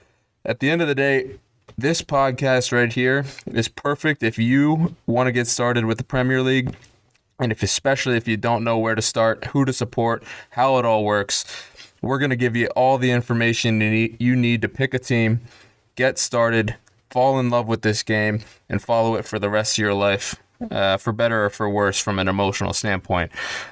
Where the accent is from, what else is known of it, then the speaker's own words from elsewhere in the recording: United States; as an American